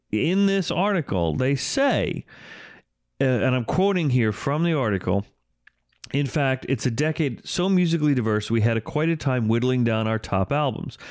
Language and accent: English; United States; growing up in the New York metropolitan area